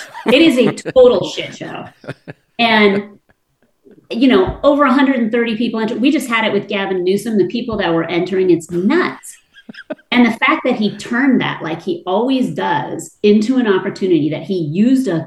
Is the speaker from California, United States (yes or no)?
yes; California, United States; I'm from California